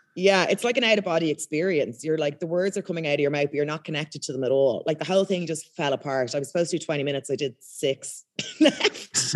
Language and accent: English; Ireland; accent: thick Irish, posh; moved away as an adult; now in United Kingdom; I've got quite a thick Irish accent